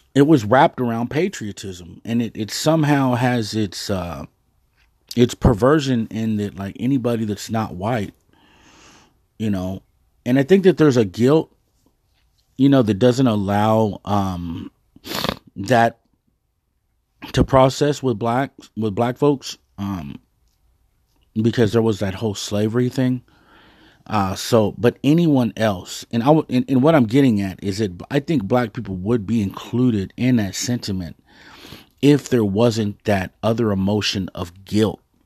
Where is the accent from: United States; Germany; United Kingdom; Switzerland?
United States; Dallas, Texas; I'm originally from Dallas, Texas. I live in Dallas, Texas